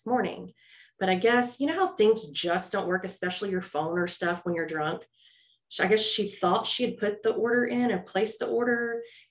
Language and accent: English; Houston, Texas, United States; I'm from Houston